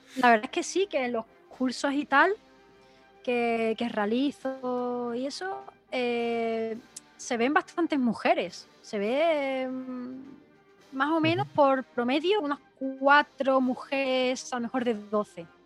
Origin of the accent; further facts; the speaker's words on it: La Palma del Condado, Andalusia, Spain; soy hermana del Nazareno de La Palma del Condado